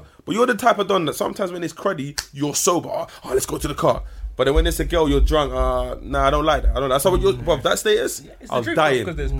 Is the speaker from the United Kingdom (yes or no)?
yes; London, United Kingdom; I grew up in Northwest, innit? But Babs can vouch for like the estate where we grew up and wasn't really friendly.